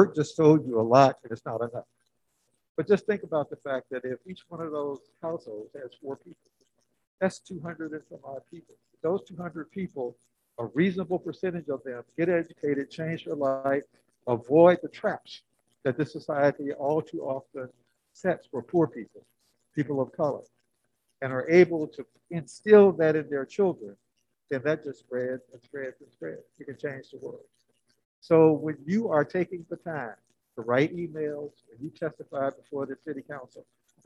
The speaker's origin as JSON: {"language": "English", "region": "Alabama", "country": "United States", "moved": "yes", "lives_now": "California, United States", "said": "I'm from Alabama, but here I am in California"}